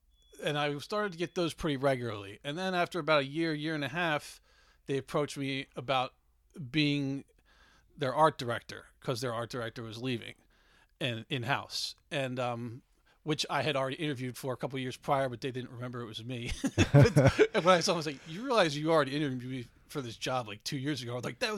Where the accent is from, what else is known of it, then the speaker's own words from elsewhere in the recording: Swarthmore, Pennsylvania, United States; also born or lived in Gettysburg / Savannah; Swarthmore in Delaware County.